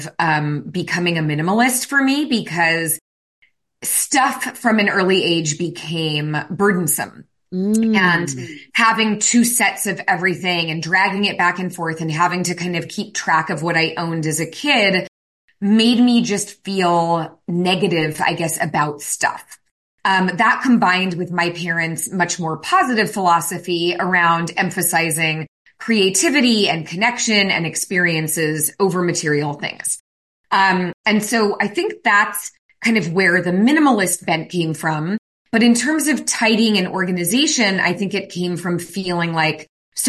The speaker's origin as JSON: {"language": "English", "area": "San Francisco Bay Area", "region": "California", "country": "United States", "tie": "born or raised there", "said": "I was raised in the San Francisco Bay Area"}